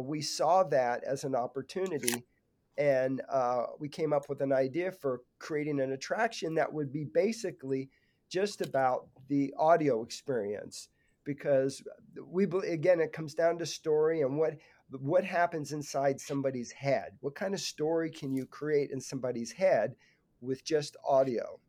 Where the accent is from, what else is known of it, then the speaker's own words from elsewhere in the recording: Burbank, California, United States; grew up in Burbank, California, not so far from the Disney Studios